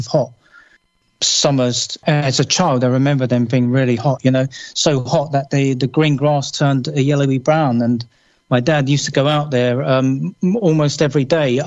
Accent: London, United Kingdom; moved away as an adult; now in Somerset, United Kingdom; I was born and bred in London

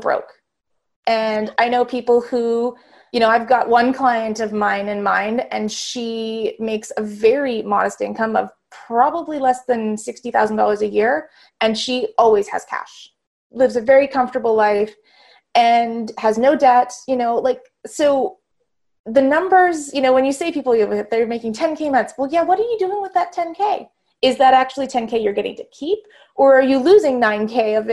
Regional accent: Vancouver, British Columbia, Canada; I was born in Vancouver, BC in Canada

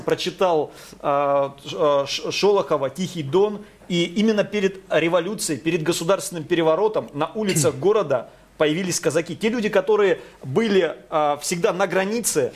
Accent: Taganrog, Rostov Oblast, Russia; я родился и вырос просто на Дону, в Ростовской области, в городе Таганроге

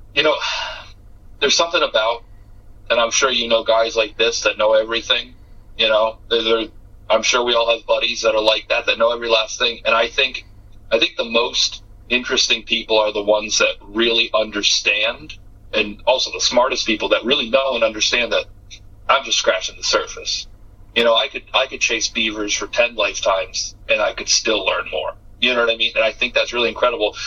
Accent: Massachusetts, United States; I'm from Massachusetts

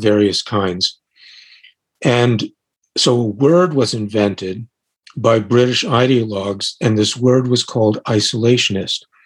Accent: United States; I'm American

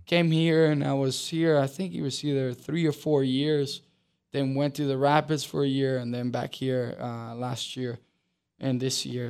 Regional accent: Uruguay; now in Charlotte, United States; I grew up in Uruguay, um, which is a huge soccer country

